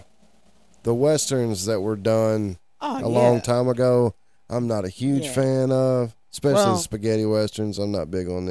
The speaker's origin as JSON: {"language": "English", "country": "United States", "said": "I'm not from Appalachia, but we're from the foothills of Appalachia"}